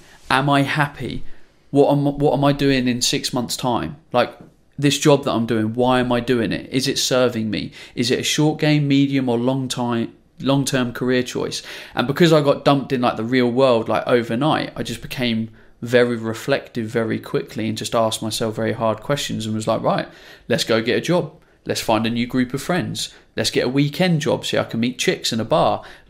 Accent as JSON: {"language": "English", "town": "Ipswich", "region": "East of England", "country": "United Kingdom", "said": "I'm from Ipswich, Suffolk. So it was a long way away."}